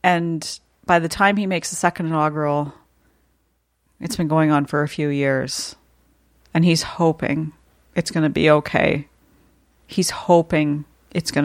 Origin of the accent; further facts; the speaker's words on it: Canada; as a Canadian